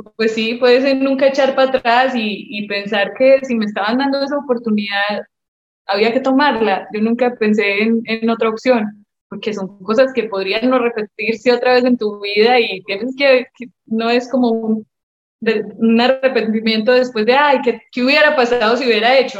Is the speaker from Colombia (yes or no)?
yes; Medellín, Antioquia, Colombia; moved away as an adult; also born or lived in South Carolina, United States / New Jersey, United States / Mexico; yo soy de Medellín, Colombia